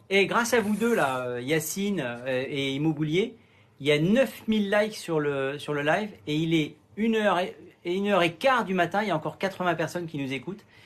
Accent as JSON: {"language": "French", "town": "Sainte-Anne", "country": "Guadeloupe", "tie": "born or raised there", "said": "je suis originaire de Sainte-Anne en Guadeloupe"}